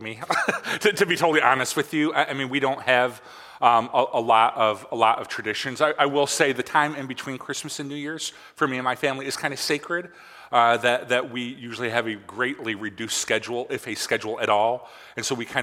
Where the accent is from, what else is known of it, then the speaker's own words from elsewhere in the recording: Michigan, United States; growing up in Michigan